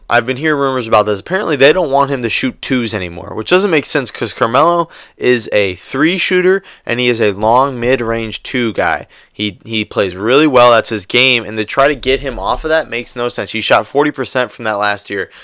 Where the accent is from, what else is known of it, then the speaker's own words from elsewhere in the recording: Cleveland, Ohio, United States; Growing up in Cleveland